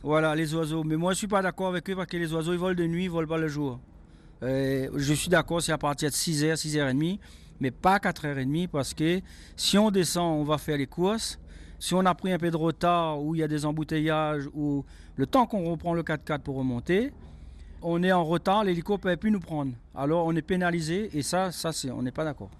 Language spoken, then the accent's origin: French; Îlet à Malheur, Mafate, Réunion; also born or lived in Grand Place, Mafate; J'ai grandi à Iletamalaire, je suis né dans Mafat, je suis un ma faté si tu veux